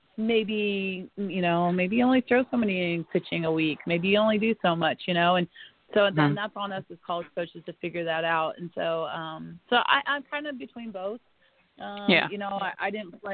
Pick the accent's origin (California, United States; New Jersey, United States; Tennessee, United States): California, United States; El Dorado Hills; now in Florida, United States; I grew up in Northern California in El Dorado Hills.